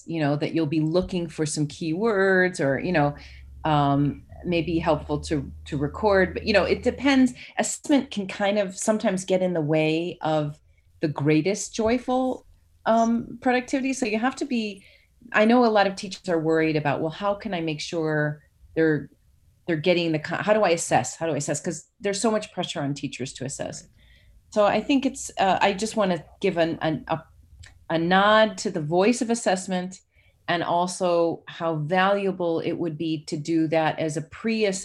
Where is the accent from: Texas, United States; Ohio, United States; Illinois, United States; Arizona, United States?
Illinois, United States; Chicago; now in Georgia, United States; I'm from Chicago